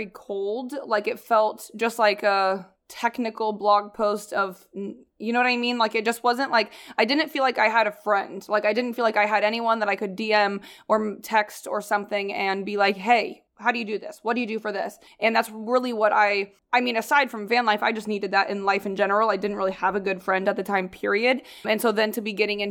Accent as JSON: {"language": "English", "region": "Midwest", "country": "United States", "tie": "born or raised there", "moved": "yes", "said": "I grew up in, like, in the Midwest"}